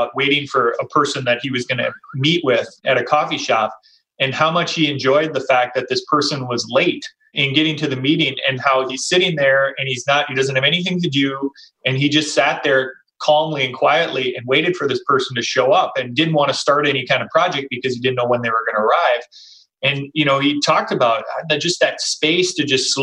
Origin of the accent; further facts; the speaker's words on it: Minnesota, United States; I grew up in Minnesota too, much smaller town outside of a metro area